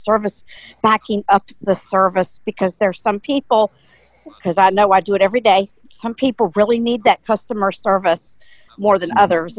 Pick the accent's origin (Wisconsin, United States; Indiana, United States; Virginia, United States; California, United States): Virginia, United States; Alexandria; from Alexandria, Virginia.